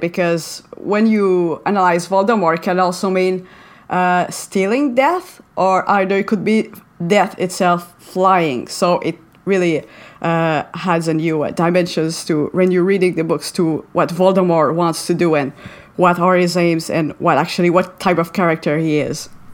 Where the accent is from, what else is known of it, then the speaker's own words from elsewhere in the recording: Montreal, Quebec, Canada; first language French; English is a second language; Uh, I'm from uh, Montreal in Canada. So I speak French and English. Uh, French is my uh, first language.